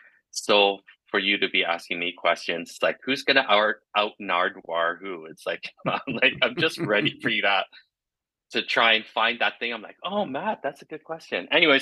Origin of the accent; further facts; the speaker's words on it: Flowers Cove, Newfoundland and Labrador, Canada; born there; I was born in Flowers Cove, Newfoundland